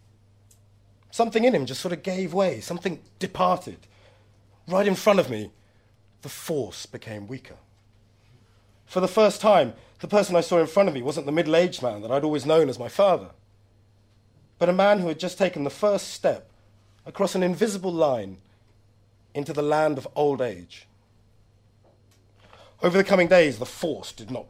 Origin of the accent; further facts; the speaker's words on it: London, United Kingdom; I'm a Londoner. This is my land